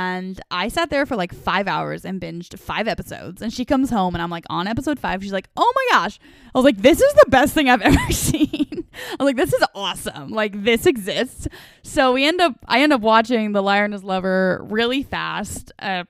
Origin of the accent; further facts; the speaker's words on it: the West, United States; And like I already said, I grew up in the West.